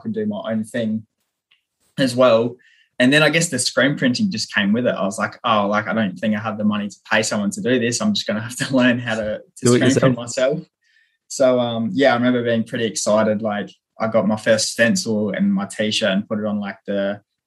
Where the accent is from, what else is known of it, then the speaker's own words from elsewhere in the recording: Renmark, South Australia, Australia; my hometown in Renmark, South Australia